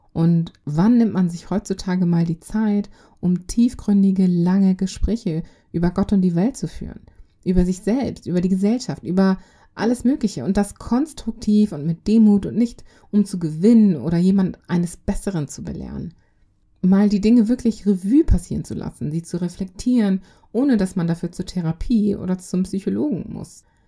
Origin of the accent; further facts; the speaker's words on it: Germany; also born or lived in Congo; Ich bin im Kongo geboren. Ich kam aber mit zweieinhalb Jahren nach Deutschland. Ich wuchs hier auf